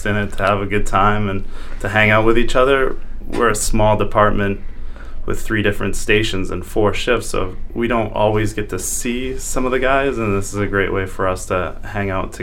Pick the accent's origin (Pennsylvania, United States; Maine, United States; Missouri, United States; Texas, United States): Maine, United States; growing up in Maine